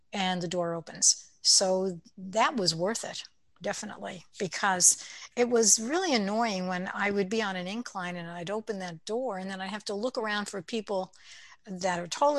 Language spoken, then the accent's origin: English; Brooklyn, New York, United States; accent: Brooklyn; I can use my Brooklyn accent if I wanted to, but I prefer not to.